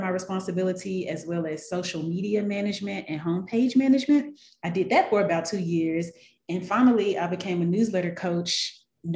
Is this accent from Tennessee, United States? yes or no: yes; Memphis, Tennessee, United States; moved away as an adult; now in Atlanta, United States; from Memphis, Tennessee. That's where I was born and raised.